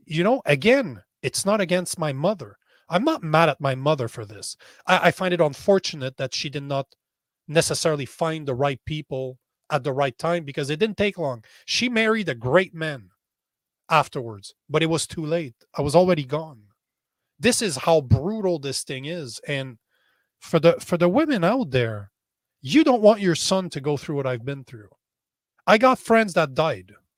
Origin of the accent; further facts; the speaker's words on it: Canada; as a Canadian